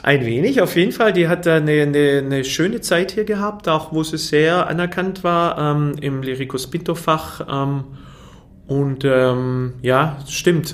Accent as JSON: {"language": "German", "town": "Fellbach", "region": "Baden-Württemberg", "country": "Germany", "tie": "born or raised there", "also_born_or_lived": "Waiblingen", "said": "Ich bin in Weiblingen geboren, aber in Fellbach-Schmieden aufgewachsen."}